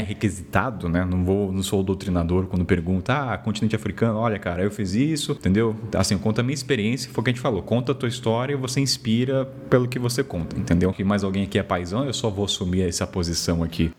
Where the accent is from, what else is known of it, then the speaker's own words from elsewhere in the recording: Taubaté, São Paulo, Brazil; eu sou de Taubaté, interior de São Paulo